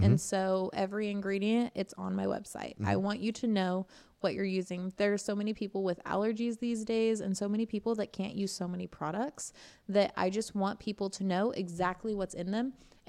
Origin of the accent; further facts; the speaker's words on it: Eugene, Oregon, United States; also born or lived in Indiana; now in Princeton, United States; I grew up in Eugene, Oregon, and then I've been in Indiana for about 9 years, and then I've been in Princeton for maybe a year and a half.